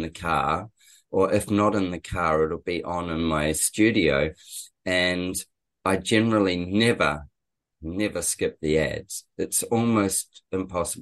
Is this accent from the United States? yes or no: no; New Zealand; moved away as an adult; also born or lived in England / Brisbane; now in Sunshine Coast, Australia; we're both Kiwis, actually. We're both New Zealanders, and we'd known each other in New Zealand